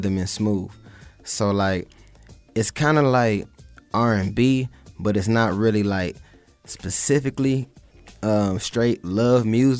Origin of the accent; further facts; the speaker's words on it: Toledo, Michigan, United States; now in Atlanta, United States; even though I'm from Michigan and from Toledo